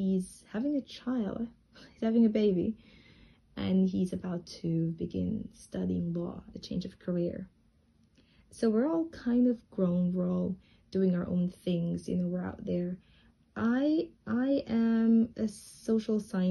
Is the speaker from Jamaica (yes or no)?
yes; Jamaica; moved away as an adult; now in Tianjin, China; while I was growing up in Jamaica